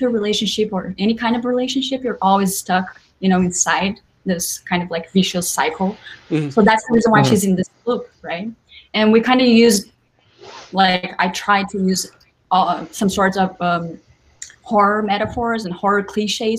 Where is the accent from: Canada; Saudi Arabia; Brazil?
Brazil; accent: Brazilian; now in New York, United States; I live in New York, but I'm just here for work. Brazil, as you can tell by my accent.